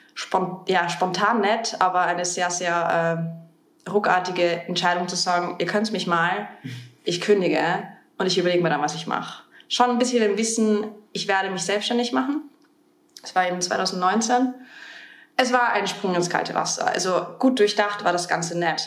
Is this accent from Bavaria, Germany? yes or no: yes; Bavaria, Germany; moved away as an adult; now in Vienna, Austria; in Deutschland groß geworden. Also ich habe, ich bin vor zwölf Jahren nach Wien gekommen, ähm, nachdem ich in, in Bayern ähm, meine Abitur gemacht habe und zur Schule gegangen bin.